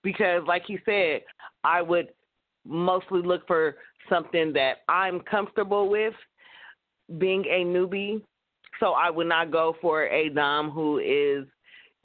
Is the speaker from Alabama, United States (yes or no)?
no; California, United States; I'm from California